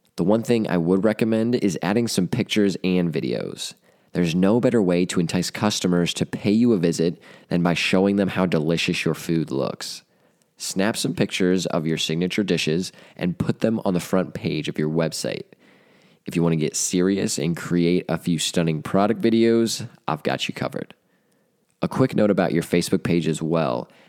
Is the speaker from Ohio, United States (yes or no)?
yes; Delaware, Ohio, United States; I grew up in Delaware, so Buns has been one of my favorite restaurants since childhood